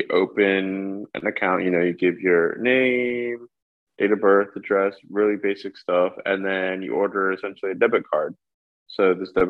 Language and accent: English; New York, United States; moved away as an adult; now in London, United Kingdom; Born and raised in New York, through and through